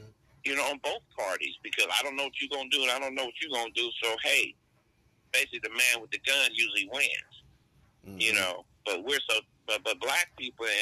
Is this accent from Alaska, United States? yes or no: yes; Alaska, United States; I grew up in Alaska